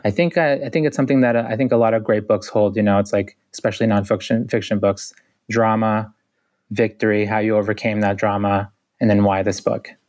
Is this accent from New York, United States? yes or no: no; Boston, Massachusetts, United States; I grew up in Boston, which is a city of six hundred thousand